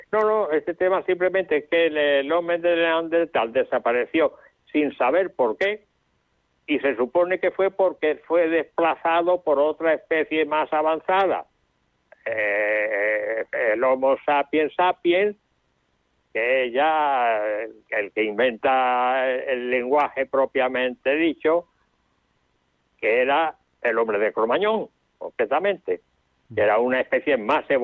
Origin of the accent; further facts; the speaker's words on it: Málaga, Andalusia, Spain; en Málaga porque yo soy de Málaga.